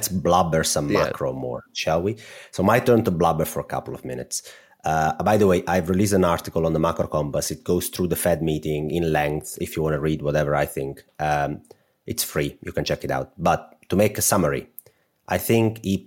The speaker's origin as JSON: {"language": "English", "country": "Italy", "accent": "Italian", "said": "I'm going to say this with my Italian accent"}